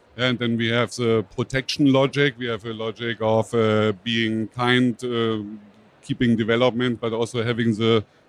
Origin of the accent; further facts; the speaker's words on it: Berlin, Germany; I'm from Berlin